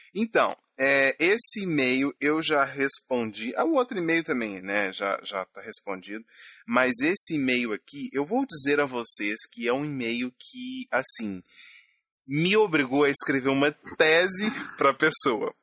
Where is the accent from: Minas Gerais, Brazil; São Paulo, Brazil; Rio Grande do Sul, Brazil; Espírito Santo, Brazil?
Minas Gerais, Brazil; Sou mineiro